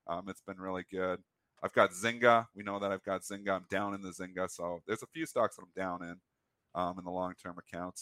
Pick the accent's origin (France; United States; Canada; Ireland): Canada; I'm Canadian